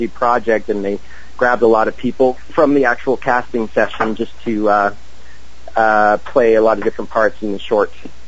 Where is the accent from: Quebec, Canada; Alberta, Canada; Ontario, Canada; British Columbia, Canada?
Quebec, Canada; Montreal; now in Vancouver, Canada; That's my hometown